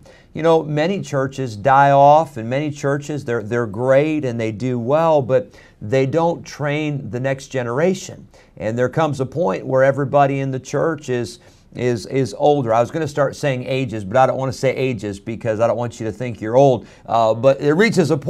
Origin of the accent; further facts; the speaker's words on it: United States; I'm proud to be an American